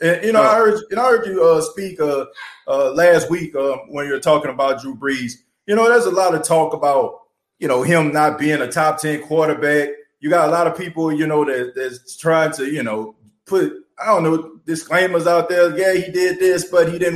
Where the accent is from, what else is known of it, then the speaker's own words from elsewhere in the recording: New Orleans, Louisiana, United States; I was born and raised in New Orleans